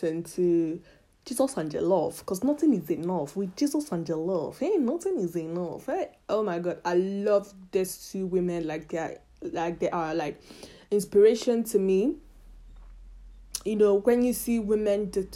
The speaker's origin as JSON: {"language": "English", "country": "Italy", "tie": "born or raised there", "also_born_or_lived": "Nigeria", "moved": "as an adult", "lives_now": "United Kingdom", "said": "I was born in Nigeria, but I left Nigeria very young. I think I was 7 or 8 years old when I left Nigeria for Italy."}